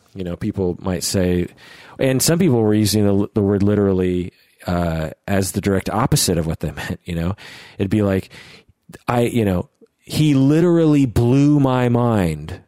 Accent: United States; accent: American; my American accent

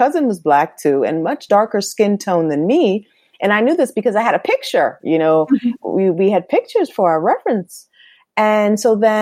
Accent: Norwalk, Connecticut, United States; also born or lived in Bronx, New York; I was born in the Bronx, but I grew up in Norwalk, Connecticut, by the beach

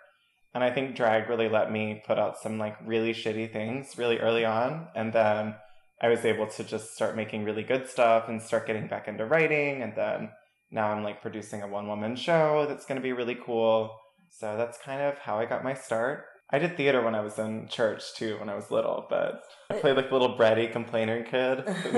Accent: Kingsport, Tennessee, United States; So I'm originally from Kingsport, Tennessee, which is the Appalachian part of Tennessee. I moved all over with my family. That's where I'm originally from.

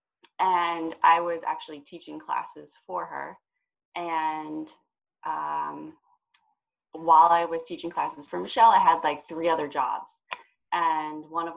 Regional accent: New Jersey, United States; I'm from New Jersey.

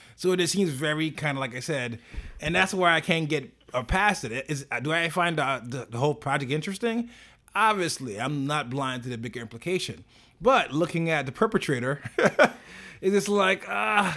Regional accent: New York, United States; as a New Yorker

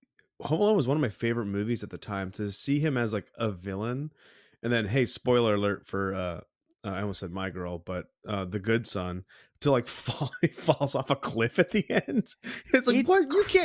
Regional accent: Sanford, Maine, United States; I grew up in Sanford

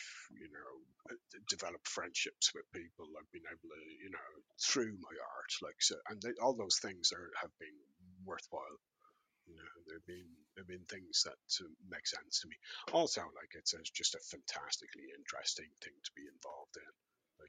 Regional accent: Dublin, Leinster, Ireland; I grew up in Raheny

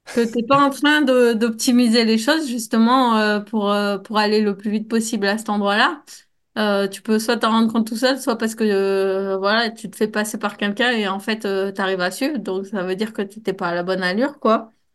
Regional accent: Grenoble, Auvergne-Rhône-Alpes, France; en tant que Grenoblois

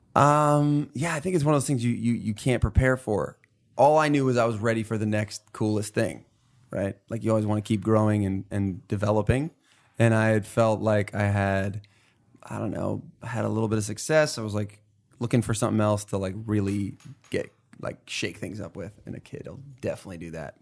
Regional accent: New York, United States; I grew up in New York, and we're all kinda tough here

